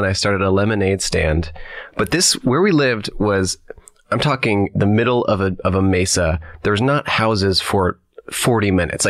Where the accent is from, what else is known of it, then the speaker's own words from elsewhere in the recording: Colorado, United States; also born or lived in Bay Area, California; I grew up in Colorado, and I camped a lot growing up. Actually, when we moved to Colorado, I was 9 years old, and I lived in the Bay Area, and then my mom moved me and my two siblings to Colorado.